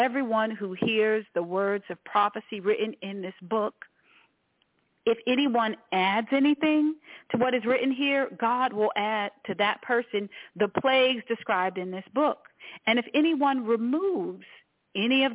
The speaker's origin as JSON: {"language": "English", "town": "Washington", "region": "District of Columbia", "country": "United States", "tie": "born or raised there", "said": "I was born in Washington, D.C."}